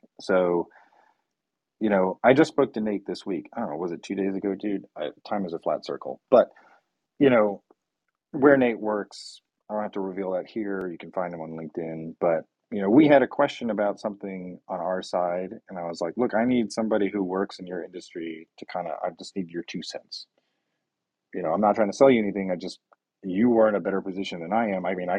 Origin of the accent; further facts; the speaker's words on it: Brazil; now in United States; when we moved to the US from Brazil, inflation in Brazil was at 4,000%, right?